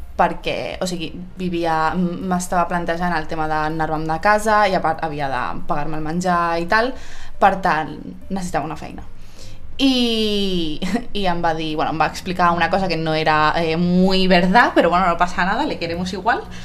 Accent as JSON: {"language": "Catalan", "town": "Granollers", "region": "Catalonia", "country": "Spain", "tie": "born or raised there", "also_born_or_lived": "Barcelona", "said": "en soc de Granollers i bueno, he viscut a Barcelona un temps, però, però sin més, ara sí que ara Granollers un, un altre cop. Eh, vaig fer la primària a Granollers també"}